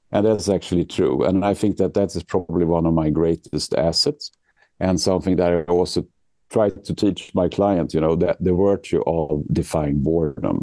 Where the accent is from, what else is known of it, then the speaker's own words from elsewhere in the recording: Sweden; moved away as an adult; now in New York, United States; I'm actually born and raised in Sweden, but I moved here to the US about 10 years ago. I live in New York